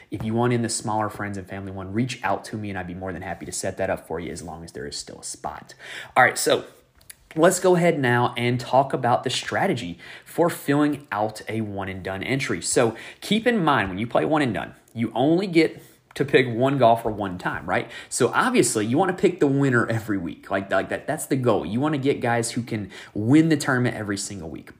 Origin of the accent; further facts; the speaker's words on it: North Carolina, United States; my home state of North Carolina